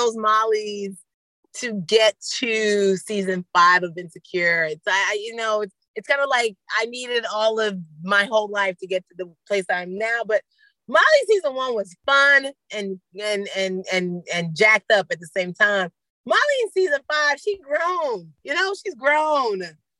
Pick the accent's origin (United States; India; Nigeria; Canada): Nigeria; I can observe it from being a Nigerian, like estate planning with white parents is probably very different than estate planning with Nigerian parents.